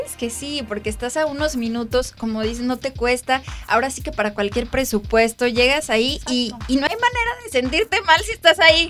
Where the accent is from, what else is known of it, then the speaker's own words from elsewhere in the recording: Mexico; nosotros como mexicanos